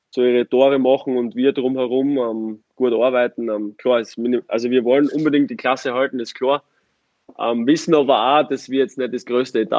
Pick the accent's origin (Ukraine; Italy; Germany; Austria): Austria; Es ist vergleichbar mit Graz in meiner Heimat.